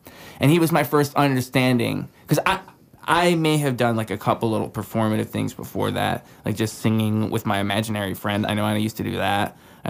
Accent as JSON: {"language": "English", "town": "Swartz Creek", "region": "Michigan", "country": "United States", "moved": "as an adult", "lives_now": "Flint, United States", "said": "So I'm from Swartz Creek. Okay. And then I came to Flint."}